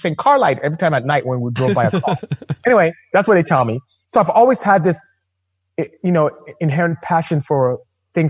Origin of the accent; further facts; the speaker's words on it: Nigeria; now in United States; as you can hear from my accent, I'm not American. I'm not from here. I'm Nigerian, actually. I'm from West Africa